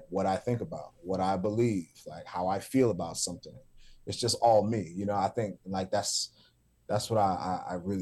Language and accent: English; New York City, New York, United States; the church that I grew up in South Jamaica, Queens, on Guy R. Brewer Boulevard